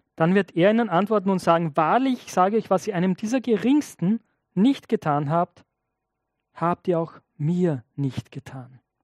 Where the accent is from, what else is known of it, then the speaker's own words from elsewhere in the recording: Austria; als Österreicher